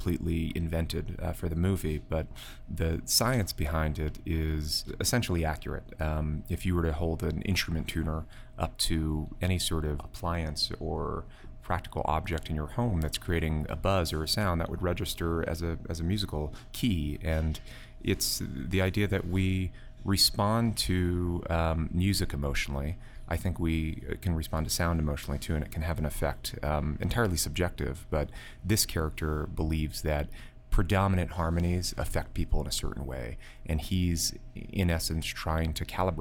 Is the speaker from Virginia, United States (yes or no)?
no; outside of New York, United States; now in New York City, United States; I grew up in outside of New York, in the country